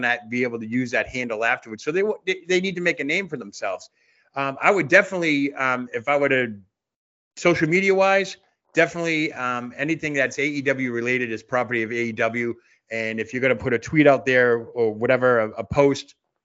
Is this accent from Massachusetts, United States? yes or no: yes; Boston, Massachusetts, United States; now in Centerville, United States; I'm a Bostonian that is transplanted to a small town